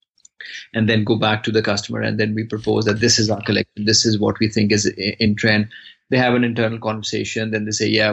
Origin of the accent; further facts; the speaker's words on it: Pakistan; moved away as an adult; now in Brussels, Belgium; originally I'm from Pakistan and currently based in Brussels, Belgium, since last, I think, about 10, 11 years